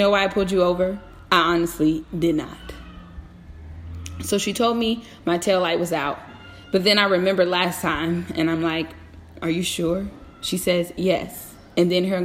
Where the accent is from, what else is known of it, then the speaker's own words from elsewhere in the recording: Virginia, United States; Born and raised in the Commonwealth of Virginia, I am very familiar with how the police behave here.